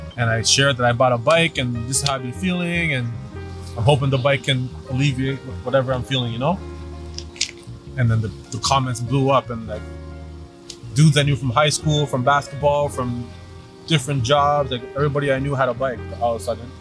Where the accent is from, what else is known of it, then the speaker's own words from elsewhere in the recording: Toronto, Ontario, Canada; I grew up in Scarborough. I grew up in a very white neighborhood in Scarborough